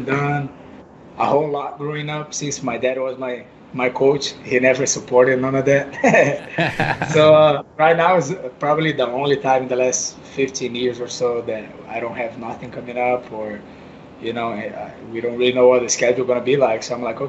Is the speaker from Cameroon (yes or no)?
no; São Vicente, São Paulo, Brazil; moved away; my hometown, San Vicente